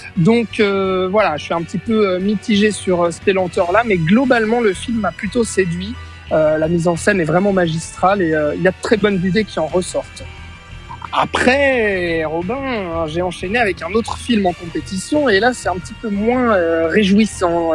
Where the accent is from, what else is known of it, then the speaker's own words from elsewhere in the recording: Switzerland; chez nous en Suisse